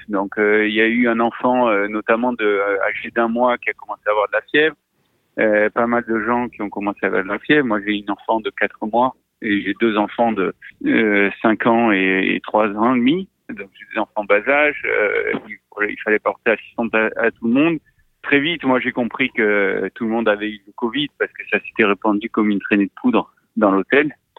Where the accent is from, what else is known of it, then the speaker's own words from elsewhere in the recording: Marseille, Provence-Alpes-Côte d'Azur, France; je suis marseillais